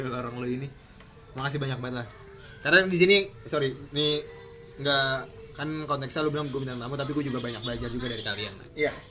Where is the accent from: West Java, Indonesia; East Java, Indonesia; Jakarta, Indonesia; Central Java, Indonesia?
Central Java, Indonesia; Tegal; tegal inyong Tegal asli.